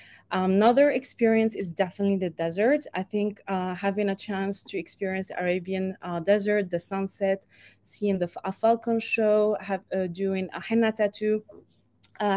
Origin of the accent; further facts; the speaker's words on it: Morocco; moved away as an adult; now in Dubai, United Arab Emirates; I'm from Morocco and I've been living in Dubai for the last 10 years.